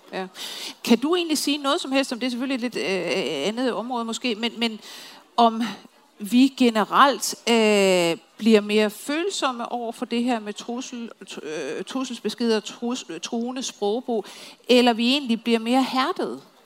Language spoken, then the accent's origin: Danish; Copenhagen, Capital Region of Denmark, Denmark; som københavner